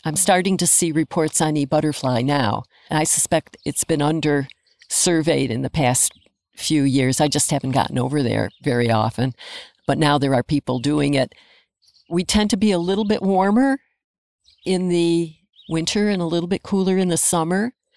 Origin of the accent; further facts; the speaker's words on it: Adams, Massachusetts, United States; now in Bennington, United States; I grew up in Adams, Massachusetts, in northern Berkshire, right across the valley from Mount Greylock